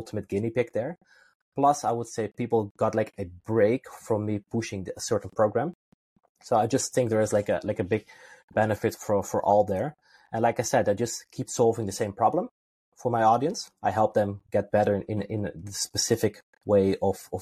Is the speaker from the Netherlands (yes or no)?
yes; Netherlands; I'm originally from Holland